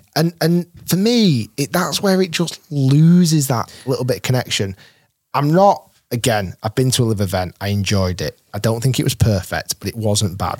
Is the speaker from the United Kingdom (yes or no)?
yes; Manchester, North West England, United Kingdom; I was born in Manchester